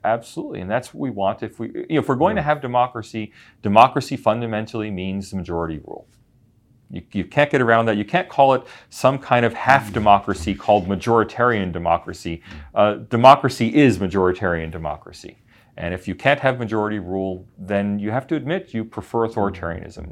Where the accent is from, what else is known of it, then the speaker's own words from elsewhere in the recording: United States; as an American